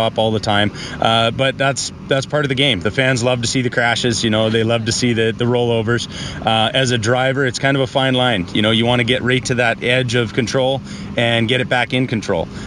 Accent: Calgary, Alberta, Canada; moved away; Born in Calgary.

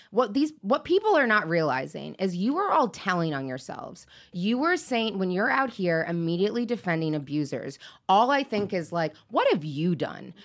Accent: Seattle, Washington, United States; I grew up in Seattle

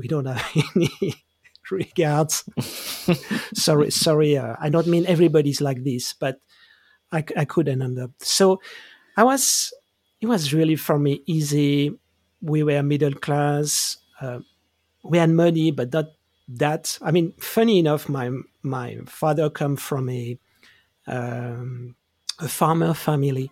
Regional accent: Geneva, Switzerland; I grew up in Switzerland. I grew up in Geneva

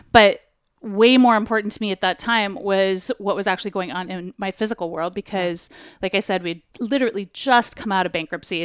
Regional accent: Portland, Oregon, United States; you're in my hometown

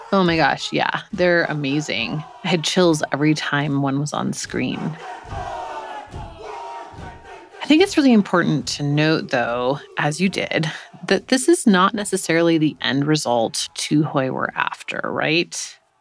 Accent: United States; As an American who's not used to seeing government officials apologize for anything ever

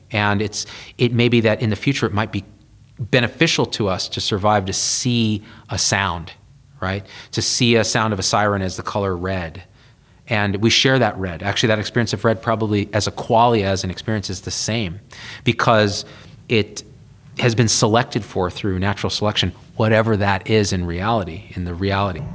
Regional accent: Central Valley of California, United States; also born or lived in Berkeley; I grew up in the Central Valley of California, super conservative place

